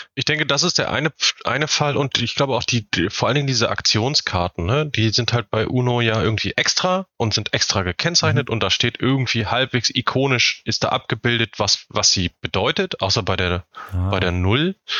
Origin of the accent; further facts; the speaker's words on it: Northern Germany, Germany; ich komme auch nicht aus Süddeutschland. Also es gibt keine, keine Brauhaus, Wirtshaus, Biergartenkultur in Norddeutschland